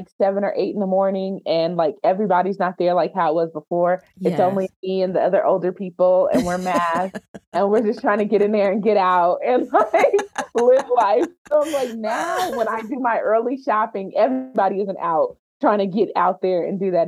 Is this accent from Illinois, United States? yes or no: no; Denver, Colorado, United States; also born or lived in Hampton, Virginia / Maryland / Washington, District of Columbia, United States; born and raised in Denver. That's where I am. So born and raised in Denver, Colorado, the metro area.